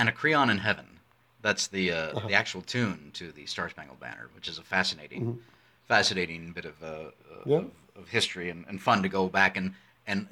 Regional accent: United States; as an American

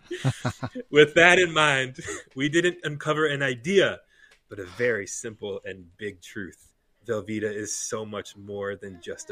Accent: United States; we as Americans

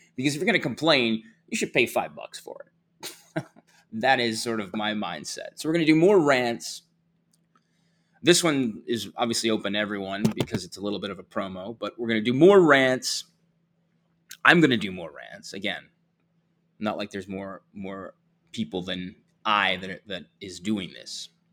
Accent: New Jersey, United States; New Jersey, my home state

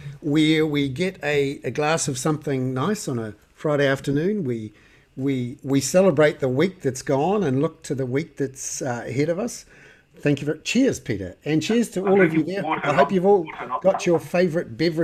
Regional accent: Wellington, New Zealand; I'm from Wellington and there's a few hills

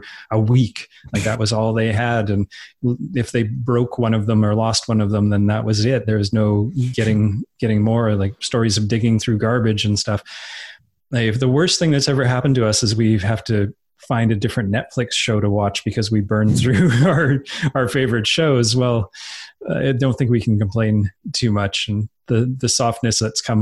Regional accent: Edmonton, Alberta, Canada; I was growing up in Edmonton, Alberta, which is in the northern part of Alberta

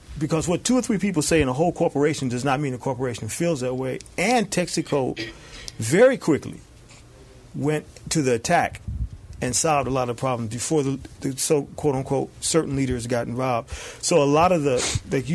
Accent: Chicago, Illinois, United States; now in California, United States; I'm from Chicago, and I visit there every year

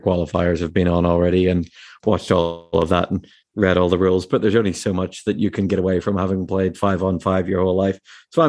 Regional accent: Northern Ireland, United Kingdom; now in Spain; I am Northern Irish and thought it was a cool opportunity to play on a team that people don't make fun of my voice.

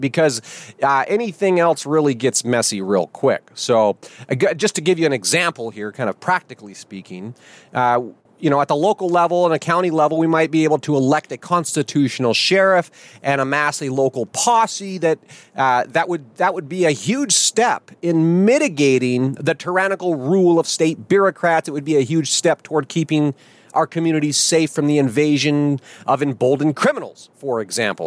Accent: United States; our first duty as American citizens

